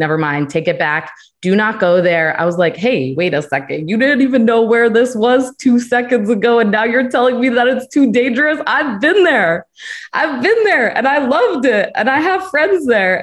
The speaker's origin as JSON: {"language": "English", "region": "Connecticut", "country": "United States", "tie": "born or raised there", "also_born_or_lived": "Virginia", "moved": "yes", "said": "I was born in Connecticut. I went to school in Virginia"}